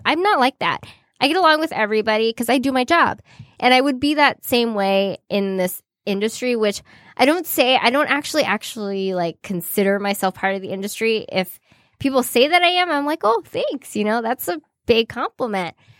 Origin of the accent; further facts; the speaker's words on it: California, United States; accent: valley girl; moved away as an adult; now in Detroit, United States; I'm from California